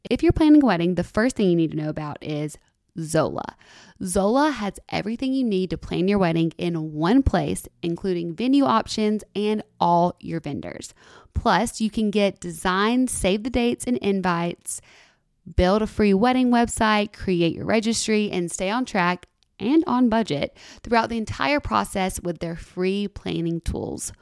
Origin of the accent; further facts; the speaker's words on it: Alabama, United States; also born or lived in Santa Monica, California; now in Nashville, United States; I'm from Alabama.